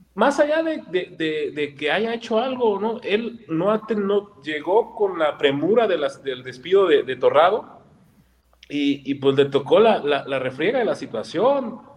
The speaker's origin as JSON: {"language": "Spanish", "country": "Mexico", "said": "buscamos en cada uno de nosotros como mexicanos, algún pariente europeo vamos a tener"}